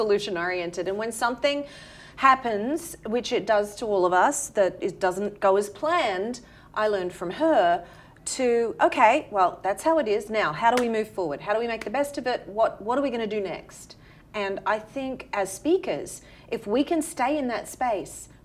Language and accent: English; Australia; accent: Australian; moved away as an adult; now in New York City, United States; originally, as you can tell from my accent, from Australia